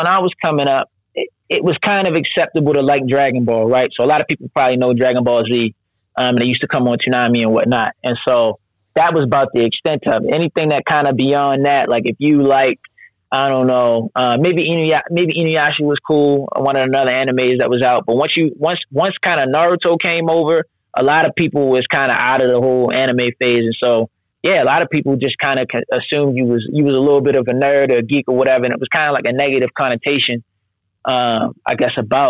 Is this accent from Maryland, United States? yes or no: yes; Baltimore, Maryland, United States; also born or lived in Japan; I grew up in Baltimore County, like close to the Woodlawn area